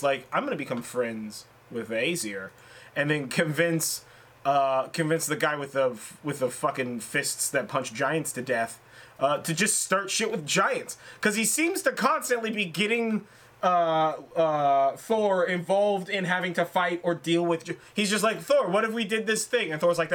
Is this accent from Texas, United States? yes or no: no; California, United States; born and raised in California